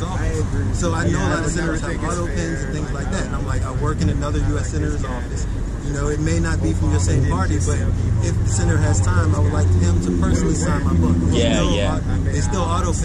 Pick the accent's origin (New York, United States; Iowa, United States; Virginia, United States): Virginia, United States; Richmond; moved away as an adult; also born or lived in Petersburg, Virginia / Charlottesville, Virginia; now in California, United States; I lived all across Virginia. So I'm from Richmond.